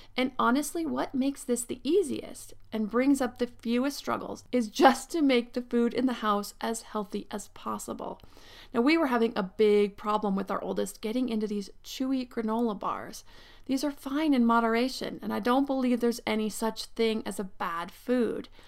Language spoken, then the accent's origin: English; Pennsylvania, United States; now in Southern California, United States; I grew up in Pennsylvania where winters came and pretty much stayed from December to March